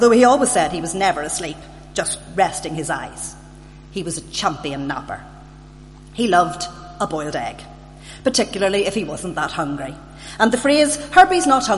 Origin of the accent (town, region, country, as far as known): Belfast, Northern Ireland, United Kingdom; born or raised there; also born or lived in Sydney, Australia